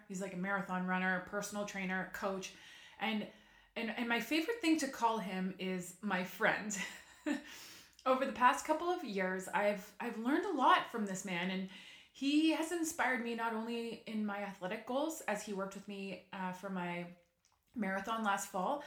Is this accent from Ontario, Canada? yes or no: yes; Ottawa, Ontario, Canada; I'm from Ottawa